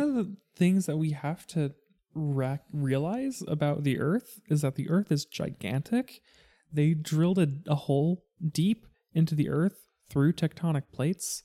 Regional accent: United States; me being an American

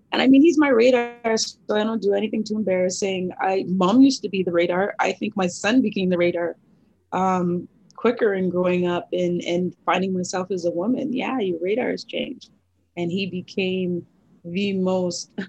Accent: Thornhill, Ontario, Canada; we grew up in Thornhill, so he went to 13 bar mitzvahs.

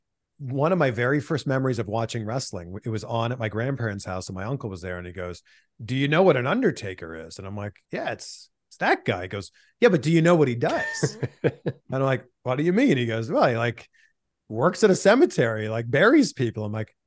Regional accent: Canada; I mean, I'm from Canada. The Mountie's just a pure baby face to me.

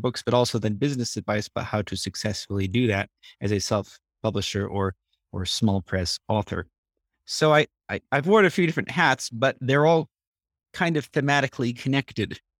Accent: California, United States; moved away as an adult; now in Armenia; I grew up in California

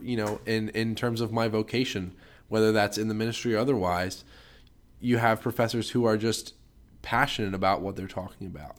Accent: Harleysville, Pennsylvania, United States; I'm from Harleysville, Pennsylvania

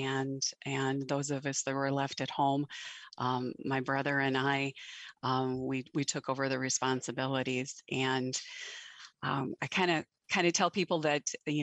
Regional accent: Western North Dakota, United States; I am from North Dakota, and I grew up on a ranch in Western North Dakota.

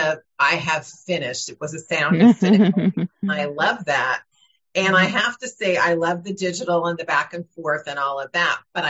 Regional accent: Burbank, California, United States; I grew up in Burbank, California

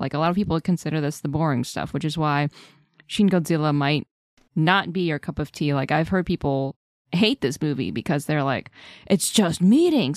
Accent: United States; as an American

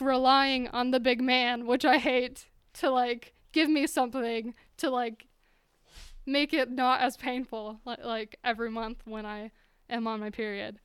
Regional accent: Utah, United States; moved away as an adult; now in Montana, United States; in Utah, so I grew up in Utah.

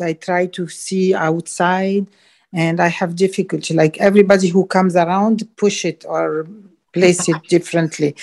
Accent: Montreal, Quebec, Canada; now in St. Pete Beach, United States; I am wow. originally from Montreal, Canada

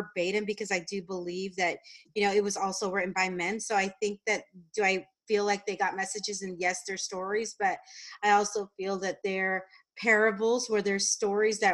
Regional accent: San Diego, California, United States; also born or lived in Albuquerque, New Mexico; I grew up in San Diego. I am a I am Mexican American

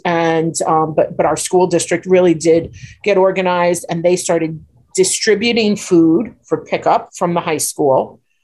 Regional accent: New York City, New York, United States; now in Glen Cove, United States; I grew up in Bayside, so Bayside's the North Shore too. So right. even though we're Queens

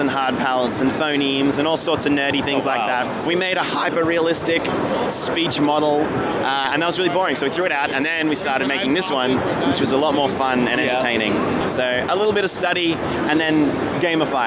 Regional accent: Australia; also born or lived in Brisbane, Queensland; We're from Australia. We actually live in Brisbane, in sunny Queensland.

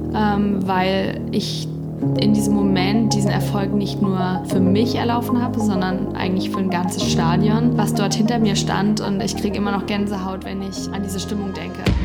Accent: Dillenburg, Hesse, Germany; Also meine Ursprünge liegen in Dillenburg in Mittelhessen. Dort bin ich geboren und aufgewachsen.

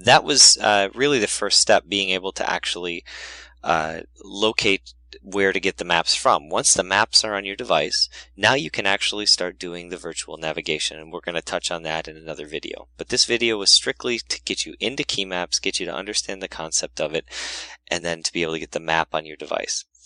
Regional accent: Wisconsin, United States; my home state of Wisconsin

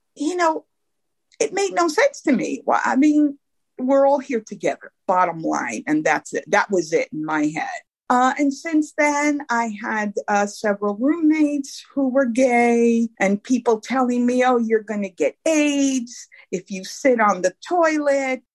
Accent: New York City, New York, United States; I grew up in Brooklyn, New York.

